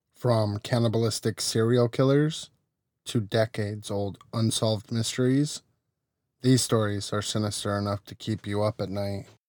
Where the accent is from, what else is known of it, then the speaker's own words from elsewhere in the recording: Arizona, United States; now in California, United States; I grew up in Arizona